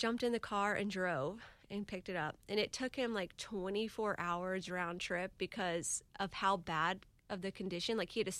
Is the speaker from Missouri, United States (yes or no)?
no; Jacksonville Beach, Florida, United States; also born or lived in Denver, Colorado; I grew up in Jack's Beach.